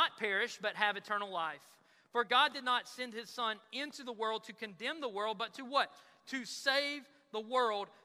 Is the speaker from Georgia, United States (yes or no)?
yes; Dublin, Georgia, United States; I'm from Dublin